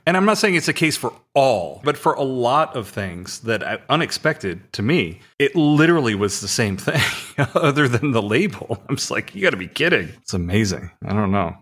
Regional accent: United States; I'm an American

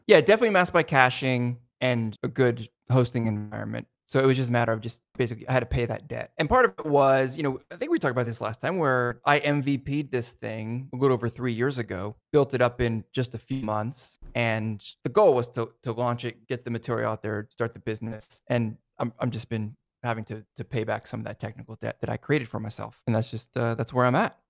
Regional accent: New Jersey, United States; where I grew up in New Jersey

